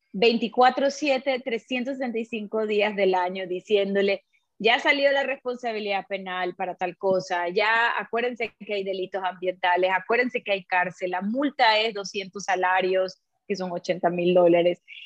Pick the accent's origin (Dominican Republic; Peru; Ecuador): Ecuador; Nosotros somos 17 millones ecuatorianos